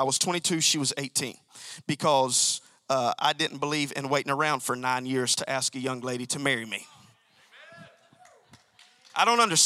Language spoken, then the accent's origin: English; Alabama, United States; I'm from Alabama